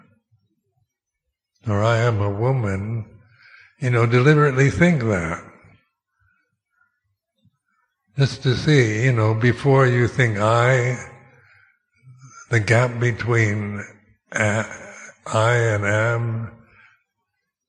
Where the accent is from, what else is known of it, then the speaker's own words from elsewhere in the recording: Seattle, Washington, United States; moved away; I was born in Seattle, Washington, United States. Is that my real home? I haven't lived there for 60 years